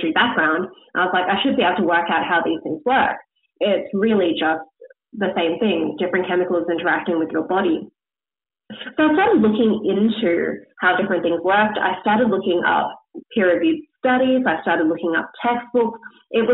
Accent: Australia; being Australian

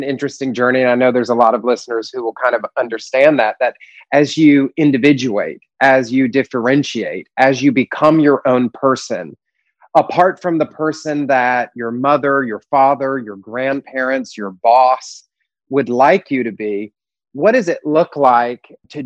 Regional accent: the Deep South outside of Atlanta, Georgia, United States; I was raised in the Deep South outside of Atlanta

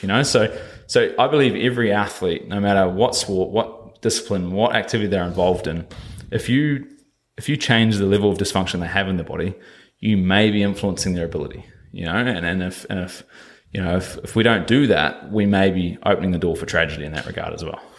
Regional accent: New Zealand; moved away as an adult; I come over here from New Zealand at about 19, yeah, about 19 years old

